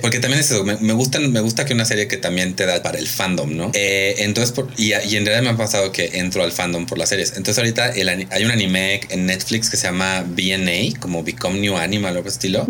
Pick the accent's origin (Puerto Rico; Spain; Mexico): Mexico; aquí en México